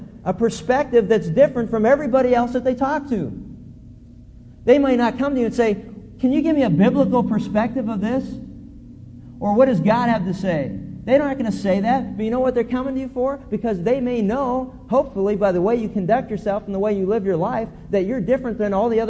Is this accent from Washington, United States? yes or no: no; Pennsylvania, United States; when I was a kid growing up in Pennsylvania